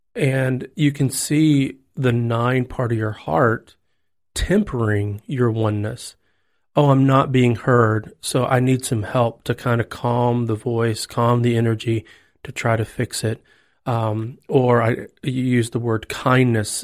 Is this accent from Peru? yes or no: no; Texas, United States; now in Tennessee, United States; I'm a Texan